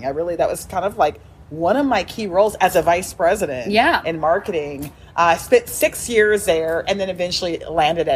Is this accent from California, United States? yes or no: yes; San Francisco Bay Area, California, United States; also born or lived in Los Angeles; I grew up in the San Francisco Bay Area